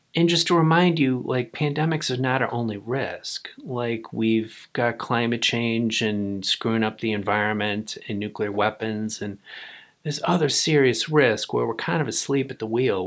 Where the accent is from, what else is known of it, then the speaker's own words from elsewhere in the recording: United States; I'm an American